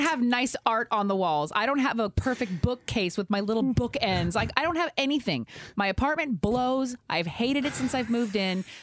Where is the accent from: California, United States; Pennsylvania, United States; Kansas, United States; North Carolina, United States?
California, United States; the Bay Area; I've lived in the Bay my whole life